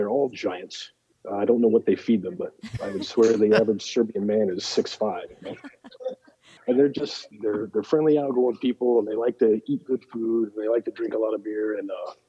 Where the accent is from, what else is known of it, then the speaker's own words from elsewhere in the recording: Northwest Illinois, United States; moved away as an adult; I'm actually from Northwest Illinois. I always tell people it's Chicago because that's the only town anybody's ever heard of in Illinois. But it's one of about 11 billion little farm towns that dot the plains over by the Mississippi River.